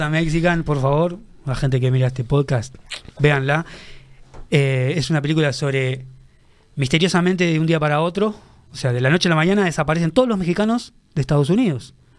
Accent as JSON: {"language": "Spanish", "country": "Uruguay", "said": "sos de Uruguay"}